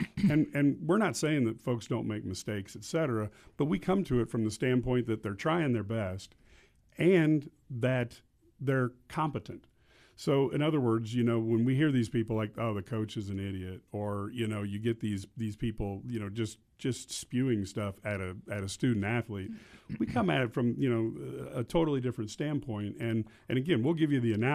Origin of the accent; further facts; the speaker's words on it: Mahomet, Illinois, United States; grew up at Mahomet.